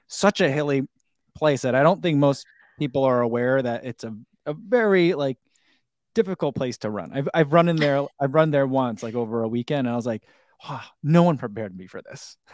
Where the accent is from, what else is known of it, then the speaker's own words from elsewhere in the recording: New Jersey, United States; also born or lived in St. Louis / Chicagoland; now in Crystal Lake, United States; I am originally from New Jersey